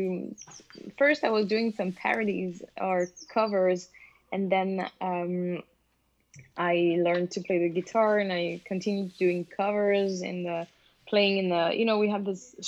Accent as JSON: {"language": "English", "area": "French-speaking Switzerland", "region": "Romandy", "country": "Switzerland", "tie": "born or raised there", "moved": "as an adult", "lives_now": "Denmark", "said": "I'm born in Switzerland, in the French-speaking part."}